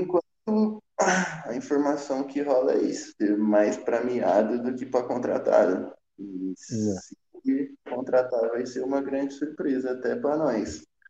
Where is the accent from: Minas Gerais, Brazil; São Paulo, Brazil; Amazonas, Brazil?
Minas Gerais, Brazil; eu que sou de Minas